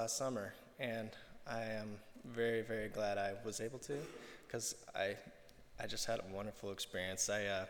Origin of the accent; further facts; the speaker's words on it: Oregon, United States; I'm from Oregon, so I went there pretty regularly as a child